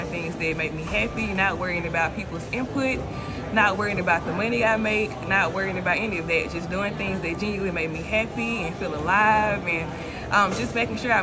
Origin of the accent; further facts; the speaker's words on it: Starkville, Mississippi, United States; moved away; I'm from Starkville